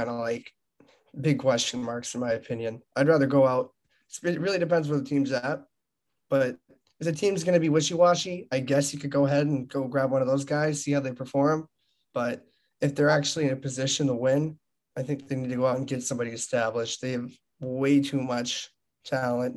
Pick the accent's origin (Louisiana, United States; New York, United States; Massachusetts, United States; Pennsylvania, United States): Massachusetts, United States; Marblehead; I'm from the North Shore